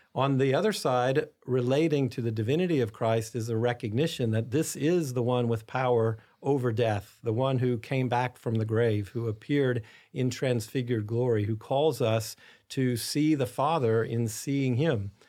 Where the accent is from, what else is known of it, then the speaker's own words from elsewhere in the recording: United States; as American Catholics